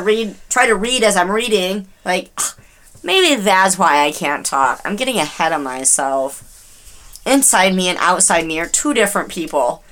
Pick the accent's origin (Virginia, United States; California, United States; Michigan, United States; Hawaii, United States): Michigan, United States; we're from Dearborn, but we're from Michigan